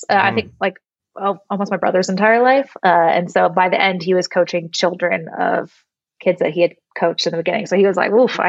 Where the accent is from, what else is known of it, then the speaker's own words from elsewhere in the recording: Brentwood, California, United States; moved away as an adult; now in Denver, United States; I grew up in the Bay Area, about an hour and a half east of San Francisco in a small little town called Brentwood. Wow. My family has been there since like 1967.